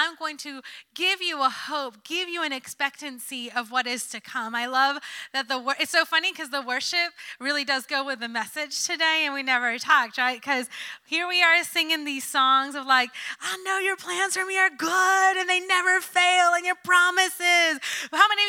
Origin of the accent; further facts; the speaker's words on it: New Jersey, United States; moved away; I'm a city girl after all. I'm from Jersey